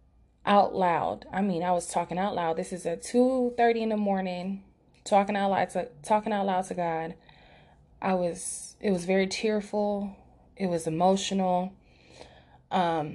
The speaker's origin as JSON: {"language": "English", "town": "Los Angeles", "region": "California", "country": "United States", "tie": "born or raised there", "said": "my hometown, Los Angeles"}